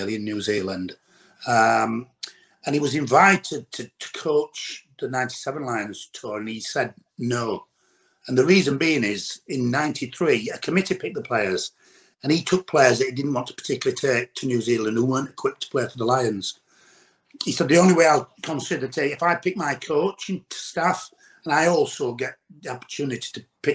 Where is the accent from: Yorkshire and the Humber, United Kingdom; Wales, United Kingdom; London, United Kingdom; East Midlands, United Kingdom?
Yorkshire and the Humber, United Kingdom; I'm a northern boy, I'm from Yorkshire